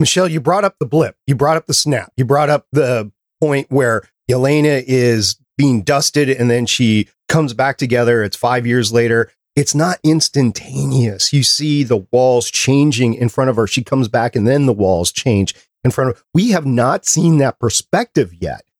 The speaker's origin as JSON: {"language": "English", "town": "New York City", "region": "New York", "country": "United States", "tie": "born or raised there", "said": "I was born in Brooklyn"}